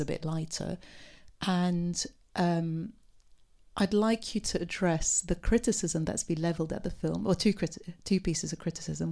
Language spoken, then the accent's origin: English; Beirut, Beirut Governorate, Lebanon; I'm from Beirut myself